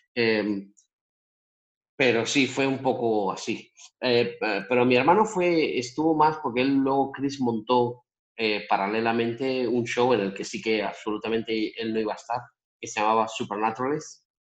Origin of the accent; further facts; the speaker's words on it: Spain; moved away as an adult; also born or lived in Las Vegas, United States; España, mi tierra